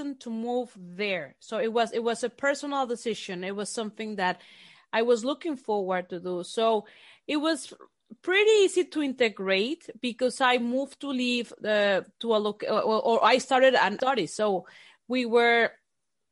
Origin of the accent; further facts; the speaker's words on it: Mexico; English is a second language; moved away as an adult; also born or lived in Barcelona, Spain; now in Basel, Switzerland; I am originally from Mexico